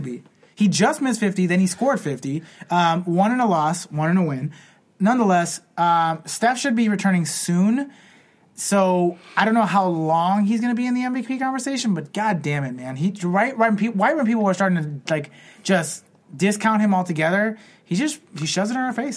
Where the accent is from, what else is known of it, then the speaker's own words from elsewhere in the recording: Chicago, Illinois, United States; We're both from Chicago. We both graduated high school in 2007